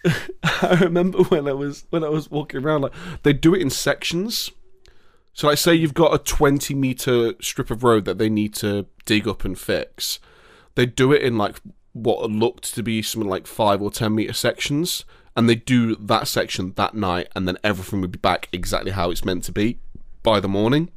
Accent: England, United Kingdom; I'm happy to be from England

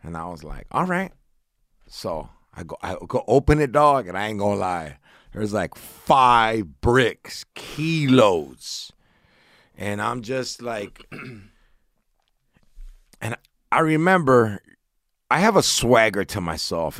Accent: Orange, California, United States; I grew up in Orange County, Southern California.

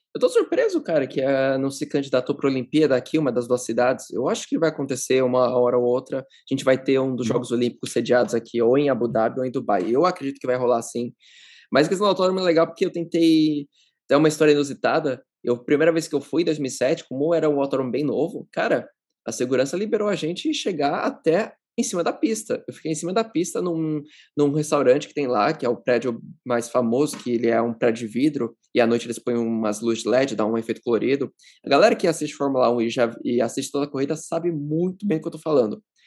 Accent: São Paulo, Brazil; moved away as an adult; now in United Arab Emirates; Eu sou de São Paulo.

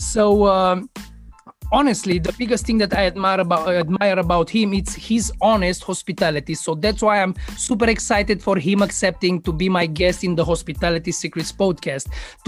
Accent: Romania; born or raised there

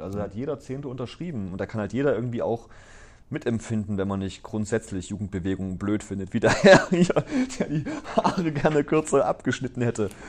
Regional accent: Gera, Thuringia, Germany; now in Aalen, Germany; Ich bin ja groß geworden in Ostthüringen

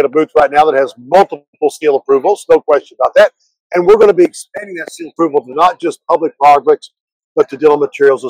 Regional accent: Oklahoma, United States; I'm from Oklahoma

